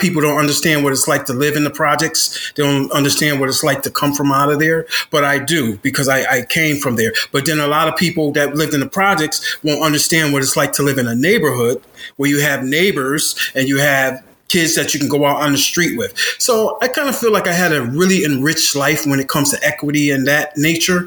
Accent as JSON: {"language": "English", "town": "Bridgeport", "region": "Connecticut", "country": "United States", "tie": "born or raised there", "moved": "as an adult", "said": "I grew up in Beardsley Terrace in Bridgeport, Connecticut"}